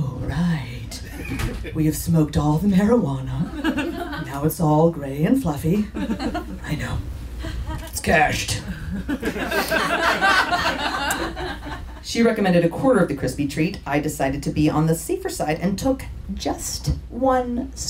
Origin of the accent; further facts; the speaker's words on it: San Diego, California, United States; moved away as an adult; also born or lived in Oakland; now in San Diego, United States; came back to my hometown